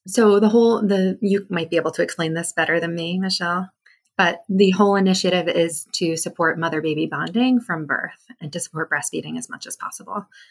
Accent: New Hampshire, United States; I grew up in New Hampshire

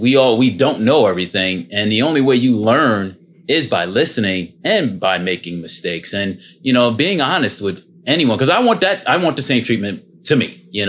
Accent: Jersey City, New Jersey, United States; Born and raised in Jersey City, you know, came from very humble beginnings in the projects, my father.

